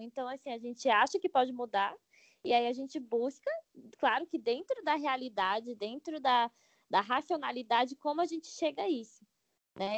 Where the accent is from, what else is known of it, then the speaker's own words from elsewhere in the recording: Brasília, Federal District, Brazil; eu sou de Brasília